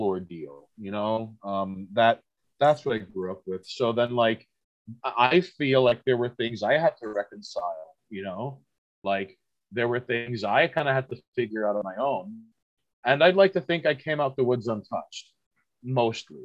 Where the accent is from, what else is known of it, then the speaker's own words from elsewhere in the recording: New York City, New York, United States; Being born and raised in Queens